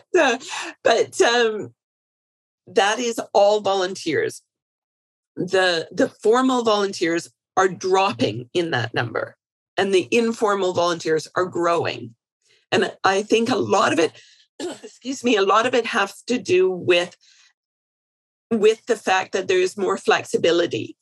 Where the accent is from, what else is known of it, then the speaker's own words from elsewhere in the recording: Canada; I'm Canadian.